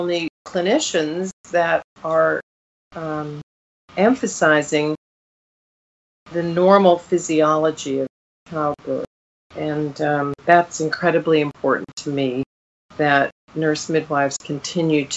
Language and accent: English; Canada; moved away as an adult; also born or lived in Fort Good Hope, Northwest Territories / West Virginia; I came back to Canada